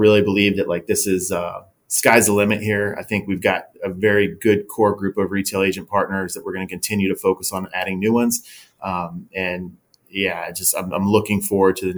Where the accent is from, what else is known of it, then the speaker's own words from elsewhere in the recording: Cincinnati, Ohio, United States; moved away as an adult; now in Austin, United States; Tim Norris and I, when we started the company, we're both from Cincinnati.